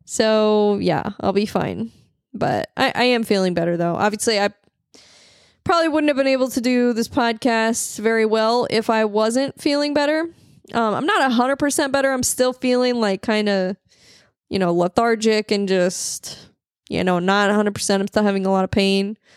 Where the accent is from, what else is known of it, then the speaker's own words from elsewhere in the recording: St. Louis, Missouri, United States; I'm from the Midwest